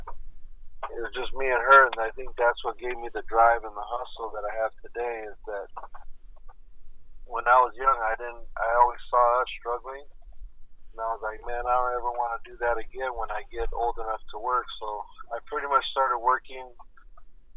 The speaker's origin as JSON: {"language": "English", "town": "Santa Monica", "region": "California", "country": "United States", "tie": "born or raised there", "said": "I was born and raised here in Santa Monica, California in 1966"}